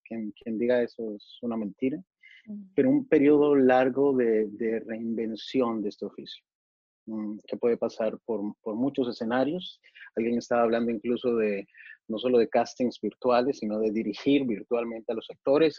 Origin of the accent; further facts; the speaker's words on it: Mexico; also born or lived in Monterrey; yo nací en México, soy, soy mexicano eh, por, por, nacimiento